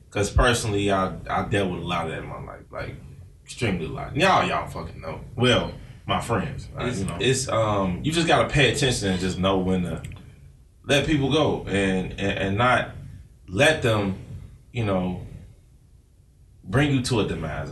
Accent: Chicago, Illinois, United States; I'm from Chicago

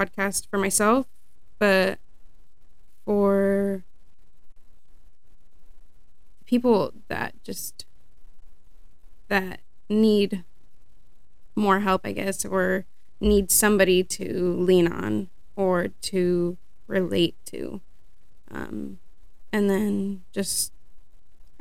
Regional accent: Sonoma County, California, United States; born and raised in Sonoma County

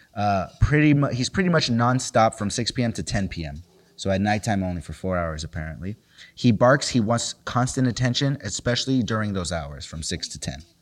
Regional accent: Los Angeles, California, United States; growing up in South Central

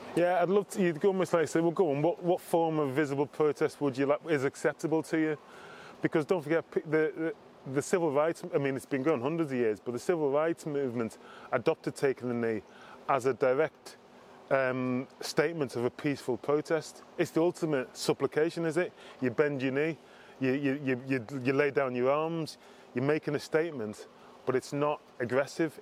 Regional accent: Liverpool, North West England, United Kingdom; I grew up in Liverpool

